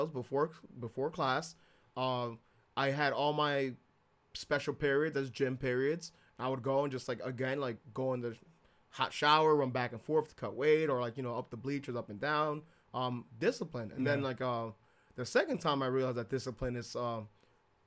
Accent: Jersey City, New Jersey, United States; also born or lived in Bayonne; I grew up in Jersey City

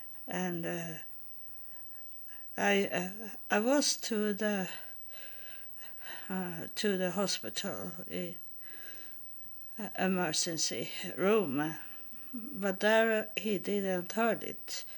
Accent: Israel; English is a second language; now in Sweden; But I think they didn't know what it was, because I come from Israel and had it with me.

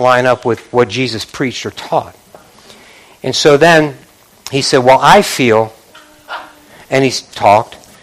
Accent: Northeast, United States; I'm from the Northeast

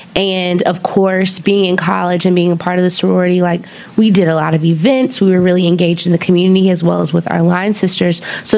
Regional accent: Auburn, Alabama, United States; I'm from Auburn, Alabama.

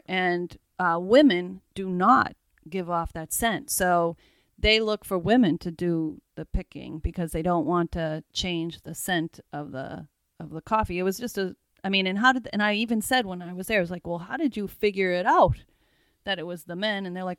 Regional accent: Massachusetts, United States; We're from Massachusetts.

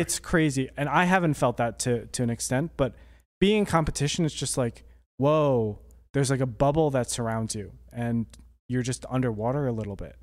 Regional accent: Toms River, New Jersey, United States; he's from my hometown.

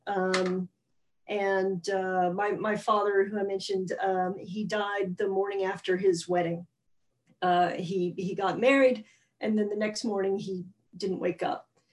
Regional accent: Alabama, United States; now in New York, United States; I grew up in Alabama

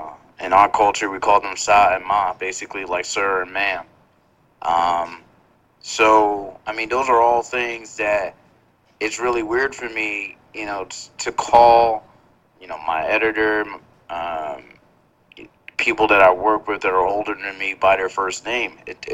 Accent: Philadelphia, Pennsylvania, United States; Philadelphia, man. First of all, I got Nigerian parents. So, I mean, that's as old school as it gets.

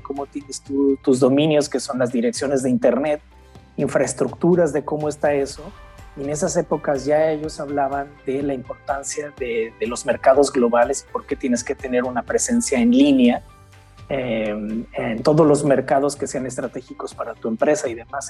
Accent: Mexico; now in Germany; soy mexicano, crecí nací en México, pero ya llevo casi 25 años fuera de mi país, principalmente en Alemania

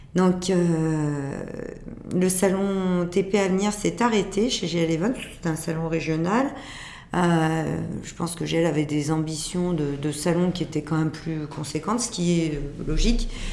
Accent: Lyon, Auvergne-Rhône-Alpes, France; je suis lyonnaise, je suis née à Lyon d'une famille lyonnaise

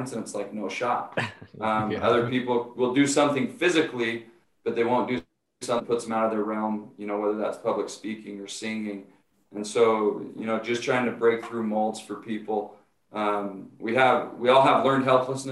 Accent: Utah, United States; moved away as an adult; I was scheduled to go back to Utah, to my hometown, to the high school there

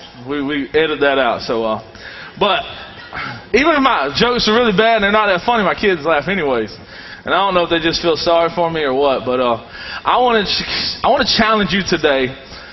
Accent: the South, United States; I've been raised in the South all my life. If you can't tell from my northern accent

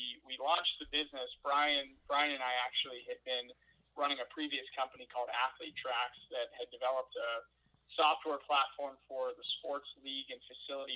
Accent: Pittsburgh, Pennsylvania, United States; We're all from the Pittsburgh area

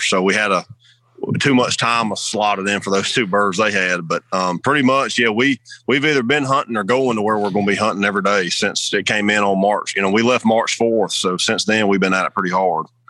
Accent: the South, United States; growing up in the South

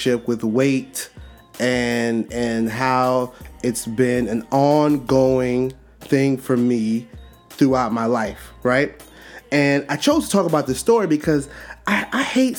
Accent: New York City, New York, United States; I grew up in Brooklyn, New York, right? Growing up in Brooklyn, New York, in the city, and you know, Flatbush area

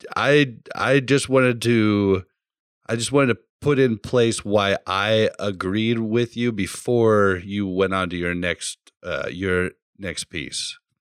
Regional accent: Kansas City, Missouri, United States; I come from Kansas City

